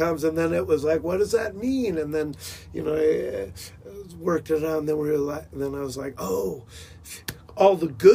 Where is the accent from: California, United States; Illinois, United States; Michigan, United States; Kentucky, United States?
California, United States; La Mesa; I grew up in San Diego, a little nook called La Mesa, California.